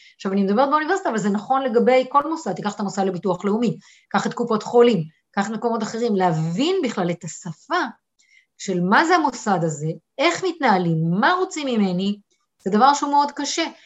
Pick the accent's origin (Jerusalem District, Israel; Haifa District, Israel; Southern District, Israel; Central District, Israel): Southern District, Israel; Eilat; moved away as an adult; גדלתי באילת, אוקיי, באתי מפריפריה